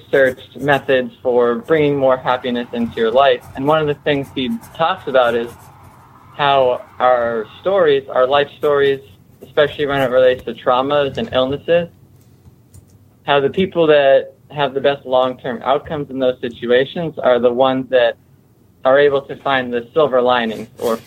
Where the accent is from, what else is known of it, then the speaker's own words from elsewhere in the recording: Connecticut, United States; I grew up in Connecticut, which is sort of Lyme City.